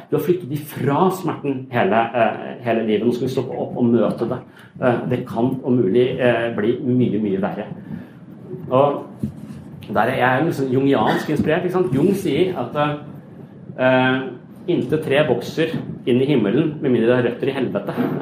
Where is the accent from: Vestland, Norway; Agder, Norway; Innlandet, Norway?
Agder, Norway; Kristiansand; i Kristiansand der jeg kommer fra